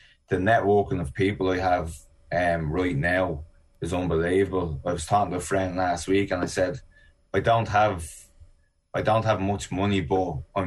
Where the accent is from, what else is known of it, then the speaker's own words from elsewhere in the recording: Ireland; also born or lived in East Coast of America; now in United States; I'm Irish and an Olympian